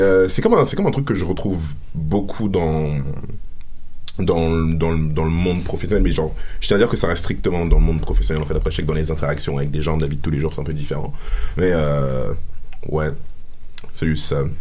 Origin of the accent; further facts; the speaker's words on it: Cameroon; now in Quebec, Canada; je suis camerounais